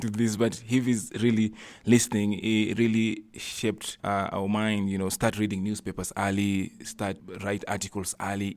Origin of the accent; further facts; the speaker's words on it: Ndhiwa, Homa Bay County, Kenya; I was born in Ndiwa with my twin brother.